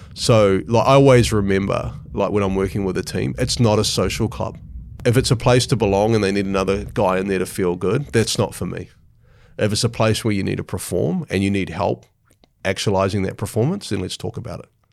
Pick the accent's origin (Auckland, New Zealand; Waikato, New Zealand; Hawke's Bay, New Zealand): Hawke's Bay, New Zealand; Hastings; In Hastings, yeah, in Hawke's Bay, which is sort of in the east coast of the North Island.